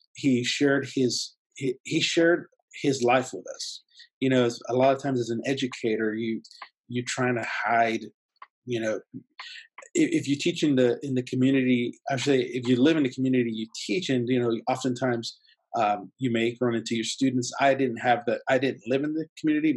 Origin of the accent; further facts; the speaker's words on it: San Diego, California, United States; first language Spanish; English is a second language; I grew up in San Diego, so I did it through the school district there